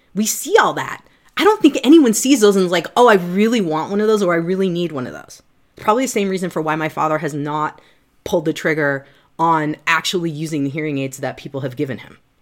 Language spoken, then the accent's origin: English; Midwest, United States; I'm from the Midwest.